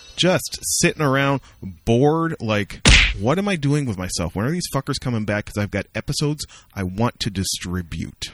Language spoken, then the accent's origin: English; Amherstburg, Ontario, Canada; moved away; the Richmond Popcorn Company, which is a popcorn store that opened in my hometown